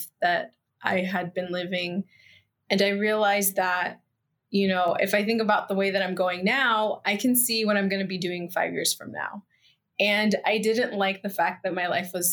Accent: United States; moved away as an adult; now in Mexico; I am part Mexican, I am American, but like ultimately like my soul is here in Mexico

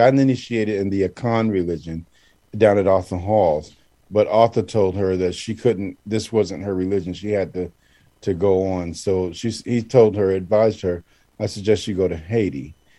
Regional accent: Ile-Ife, Osun, Nigeria; I'm from Ile Ife, you know, I'm down without the hall. I can play drums.

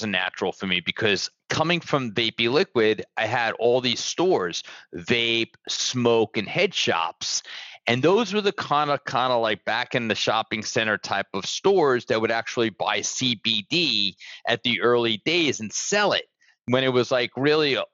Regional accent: New York City, New York, United States; moved away as an adult; now in Fort Lauderdale, United States; I'm from Brooklyn, New York. But I've been living down here now like over 25 years

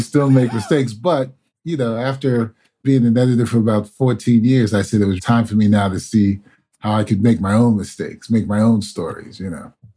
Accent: New York City, New York, United States; Being born and raised in New York City

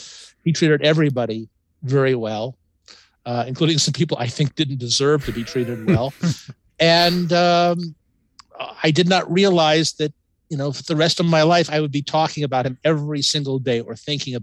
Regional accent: Los Angeles, California, United States; I was born in Los Angeles and reared in Los Angeles and had no intention of moving back to New York.

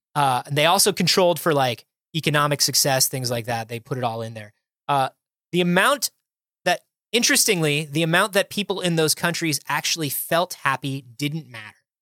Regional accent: United States

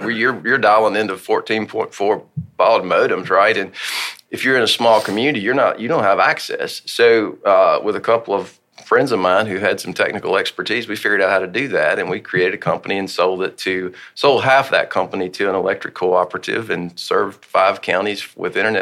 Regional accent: Hohenwald, Tennessee, United States; also born or lived in Murfreesboro, Tennessee; I grew up in Middle Tennessee

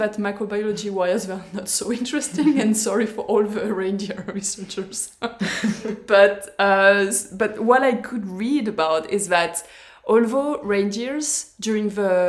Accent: France; moved away; I'm going to be able to go back to France

